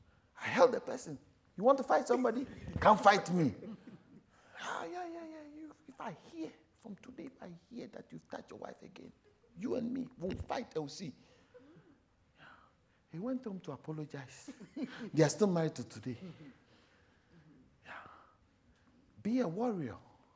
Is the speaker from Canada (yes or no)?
no; South Africa; I also came from South Africa.